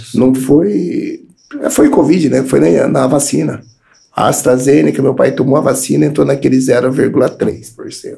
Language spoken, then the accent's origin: Portuguese; Paulínia, São Paulo, Brazil; cresci ali no Morumbi, né? Morumbi, é.